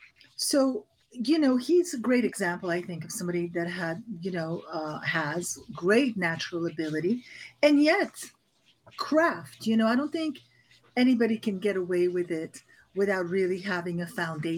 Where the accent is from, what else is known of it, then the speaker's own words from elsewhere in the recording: Paris, Île-de-France, France; I really had that experience of growing not only in Paris, but we traveled a lot. So we traveled all over Europe.